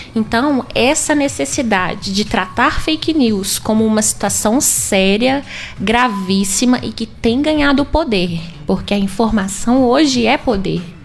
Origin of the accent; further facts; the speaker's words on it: Itabirito, Minas Gerais, Brazil; eu sou natural de Itabirito, e estudei na escola, estudei no Tiburcio por oito anos